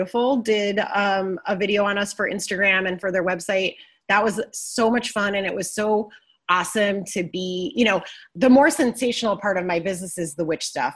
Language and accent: English; Midwest, United States; I'm from the Midwest